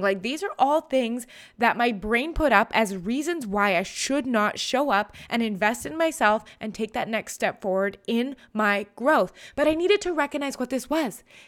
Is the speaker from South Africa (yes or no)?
no; Canada; I'm a Canadian.